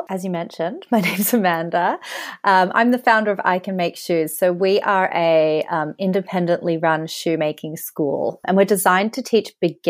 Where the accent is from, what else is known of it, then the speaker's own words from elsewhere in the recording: Australia; moved away as an adult; also born or lived in Sydney; now in London, United Kingdom; I am Australian and I'm actually here right now on a holiday. So yeah, I've been living in London for about 11 years.